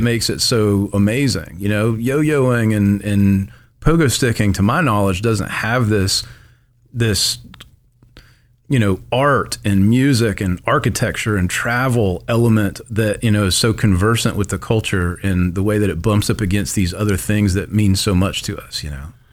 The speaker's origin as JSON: {"language": "English", "town": "Tupelo", "region": "Mississippi", "country": "United States", "tie": "born or raised there", "said": "I grew up in Tupelo, uh, my whole life"}